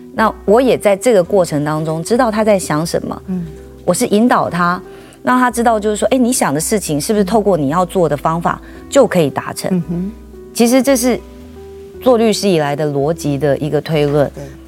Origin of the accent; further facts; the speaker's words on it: Taiwan; 因为我们台湾人永远都是台湾人嘛